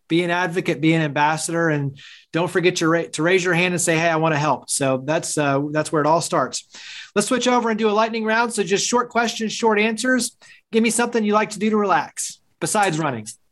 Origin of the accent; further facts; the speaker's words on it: Fort Worth, Texas, United States; I grew up in the Dallas Fort Worth area. So, it's like Weatherford and, and Fort Worth